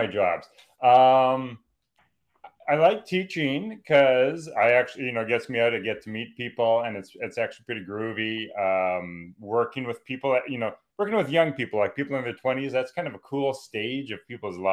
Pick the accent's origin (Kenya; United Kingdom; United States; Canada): Canada; Calgary, Alberta; I grew up in Calgary, Alberta